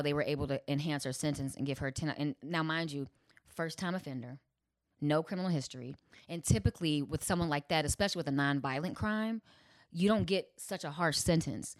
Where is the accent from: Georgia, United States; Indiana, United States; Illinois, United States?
Illinois, United States; Chicago; I'm from Chicago